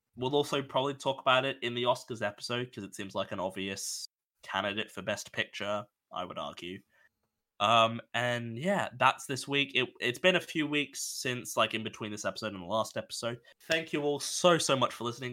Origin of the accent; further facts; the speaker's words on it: Australia; I'm Australian